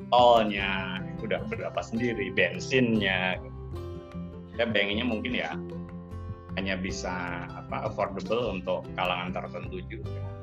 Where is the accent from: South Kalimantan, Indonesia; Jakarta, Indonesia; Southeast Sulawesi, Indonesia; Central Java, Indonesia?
Central Java, Indonesia; Klaten; also born or lived in Solo; saya lahir besar di Klaten